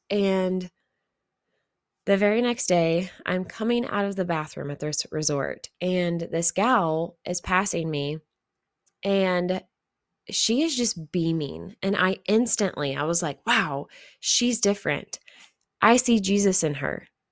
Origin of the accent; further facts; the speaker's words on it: Missouri, United States; there was no one else that I had met that was from Missouri also